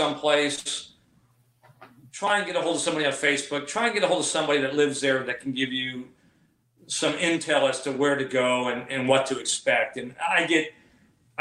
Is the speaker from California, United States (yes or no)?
yes; Southern California, United States; I'm from Southern California where we don't have a lot of humidity